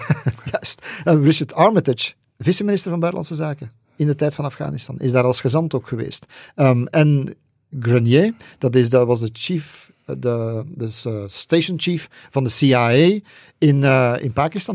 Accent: Flanders, Belgium; bij ons in Vlaanderen

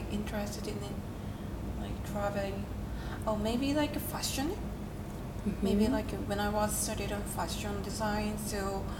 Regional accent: Yokohama, Kanagawa, Japan; also born or lived in Canada; it's kind of like a big city. Mm-hmm. And so I grew up in Yokohama.

